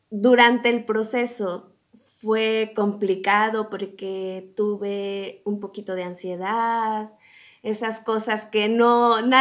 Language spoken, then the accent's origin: Spanish; Mexico; No, no salí huyendo de México, me encanta, lo amo, pero quería probar otras cosas.